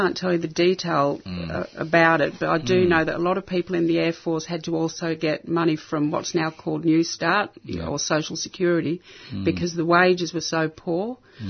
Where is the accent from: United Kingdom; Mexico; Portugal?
United Kingdom; England; born there; They were all Australian. I was born in England, so I went back on my British passport.